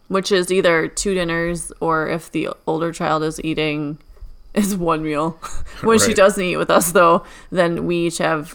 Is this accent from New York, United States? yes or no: no; Illinois, United States; I'm from Illinois.